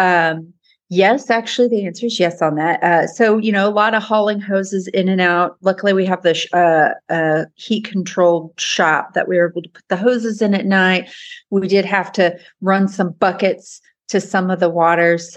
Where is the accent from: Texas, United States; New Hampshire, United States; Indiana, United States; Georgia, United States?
Texas, United States; Kemp; from Kemp, Texas.